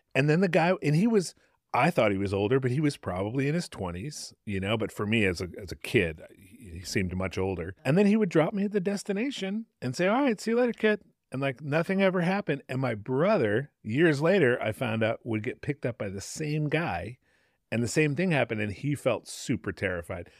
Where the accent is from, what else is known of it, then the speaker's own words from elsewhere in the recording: Connecticut, United States; now in San Francisco, United States; a house that I grew up in in Connecticut